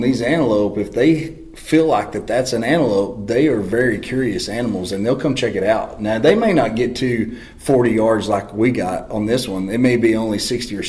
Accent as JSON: {"language": "English", "region": "Texas", "country": "United States", "said": "I'm from Texas and there's not a lot of mountains"}